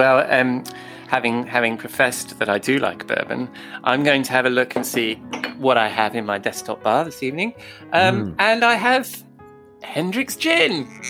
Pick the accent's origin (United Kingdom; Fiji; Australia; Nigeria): United Kingdom; London; also born or lived in Oxford / United States; now in near Oxford, United Kingdom; I'm a Londoner, so I was born in London. So even though I live outside London near Oxford